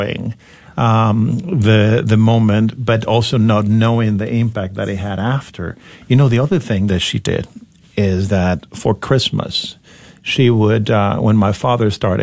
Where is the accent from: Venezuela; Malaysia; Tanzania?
Venezuela; moved away as an adult; now in United States; I grew up in Venezuela at a time where everything seemed possible